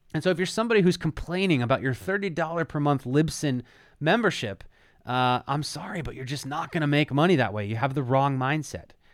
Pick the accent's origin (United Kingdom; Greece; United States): United States; Philadelphia, Pennsylvania; my hometown of Philadelphia